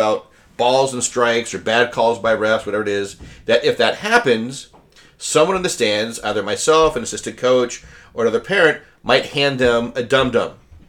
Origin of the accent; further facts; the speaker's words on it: Colorado, United States; I grew up in Colorado